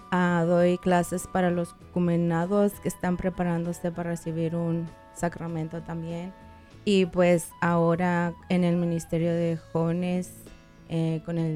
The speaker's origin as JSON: {"language": "Spanish", "town": "Ciudad Juárez", "region": "Chihuahua", "country": "Mexico", "moved": "yes", "said": "este, soy de México, Ciudad Juárez"}